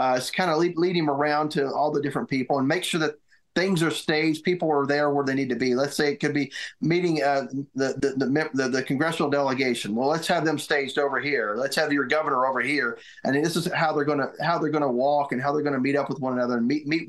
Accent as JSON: {"language": "English", "region": "Northeast Tennessee", "country": "United States", "tie": "born or raised there", "said": "my hometown here in Northeast Tennessee"}